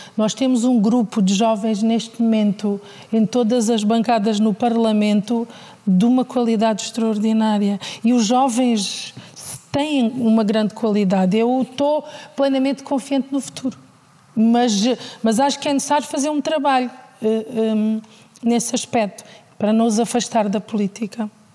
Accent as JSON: {"language": "Portuguese", "town": "Alcácer do Sal", "region": "Alentejo", "country": "Portugal", "said": "Alcácer do Sal é, é difícil falar de, da minha terra"}